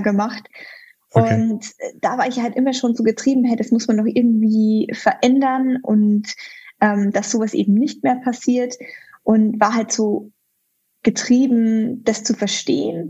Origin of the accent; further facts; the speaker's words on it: near Chiemsee, Bavaria, Germany; moved away as an adult; also born or lived in Munich / United Kingdom / London / Washington DC; ich bin in der Nähe vom Chiemsee aufgewachsen